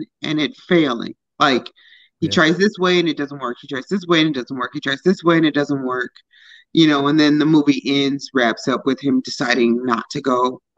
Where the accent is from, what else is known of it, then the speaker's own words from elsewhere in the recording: Lake Forest, Illinois, United States; I grew up in Lake Forest. So I was in high school with John Hughes Jr.